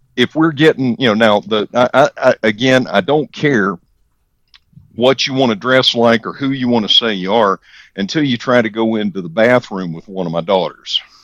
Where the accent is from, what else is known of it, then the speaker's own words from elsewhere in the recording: the South, United States; I am from the South, born and bred